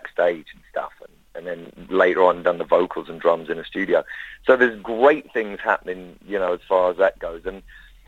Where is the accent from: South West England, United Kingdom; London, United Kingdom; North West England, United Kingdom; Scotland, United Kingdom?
London, United Kingdom; I'm from London